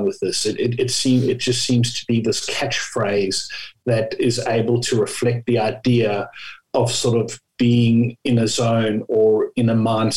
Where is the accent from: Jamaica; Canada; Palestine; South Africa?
South Africa; moved away as an adult; also born or lived in United Kingdom / Japan / Australia; now in Hobart, Australia; I'm sure people can pick up from my accent, but I come from South Africa, and I left South Africa after university